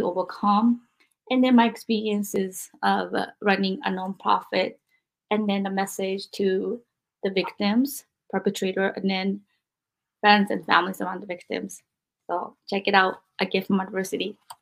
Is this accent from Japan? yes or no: yes; Japan; moved away; growing up in Japan